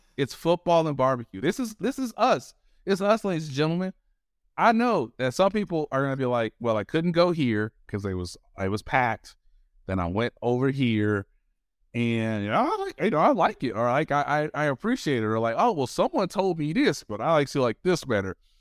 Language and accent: English; Kansas City, Missouri, United States